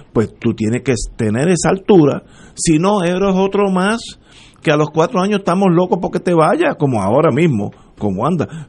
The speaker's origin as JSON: {"language": "Spanish", "country": "Puerto Rico", "said": "somos puertorriqueños"}